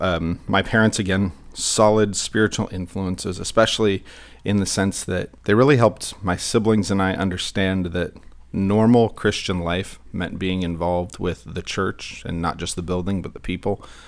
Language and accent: English; Santa Clarita, California, United States; I grew up in Santa Clarita, and I went to Canyon High School